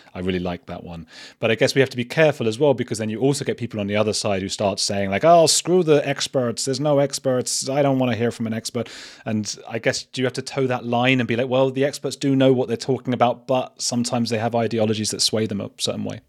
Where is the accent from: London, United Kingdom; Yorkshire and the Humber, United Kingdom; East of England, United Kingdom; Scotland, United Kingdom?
East of England, United Kingdom; Watford; also born or lived in Bristol; I'm from Watford